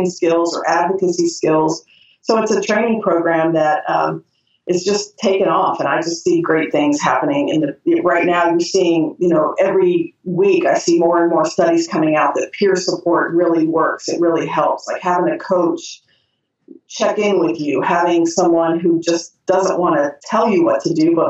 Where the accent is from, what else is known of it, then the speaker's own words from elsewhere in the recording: Ohio, United States; moved away as an adult; also born or lived in Tallahassee, Florida / Key West, Florida; now in Atlanta, United States; I was raised in Ohio. I left when I was after Bowling Green when I was 22, and I've lived in the South ever since